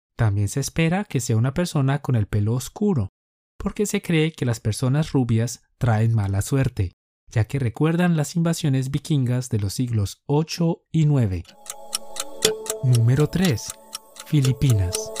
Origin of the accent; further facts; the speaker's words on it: Colombia; Somos dos profes colombianos